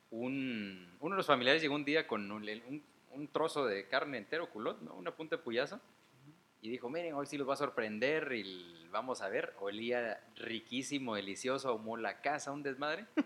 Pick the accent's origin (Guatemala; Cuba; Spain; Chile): Guatemala; also born or lived in Mexico; Y bueno, luego a cierta edad nos regresamos a Guatemala y aquí estoy, ¿no? de hecho me chingan con que soy un guatemalteco hecho un México.